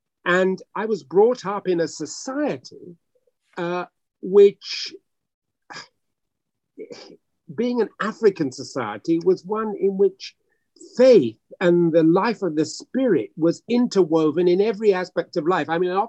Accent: Hackney, London, United Kingdom; born there; I was born in Hackney, as it happens, but I was christened at a very early age, but old enough to walk in my father's village in the eastern region of what was then the Gold Coast, now Ghana.

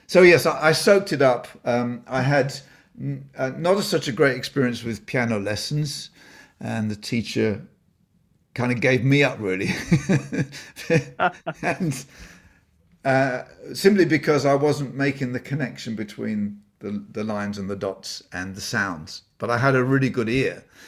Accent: Blisworth, East Midlands, United Kingdom; moved away; so I was born in Northamptonshire, a little village called Blissworth, and he was the pastor of, uh, the Baptist chapel there. So that was my home for the first, uh, few years.

